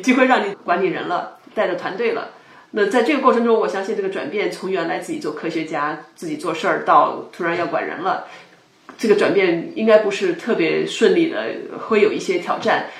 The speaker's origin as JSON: {"language": "Chinese", "country": "China", "moved": "yes", "lives_now": "United States", "said": "咱们中国人"}